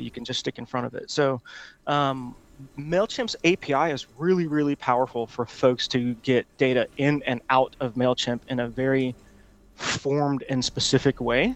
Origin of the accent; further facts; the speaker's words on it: Honolulu, Hawaii, United States; also born or lived in Auburn, Alabama; now in Atlanta, United States; I'm from Honolulu, Hawaii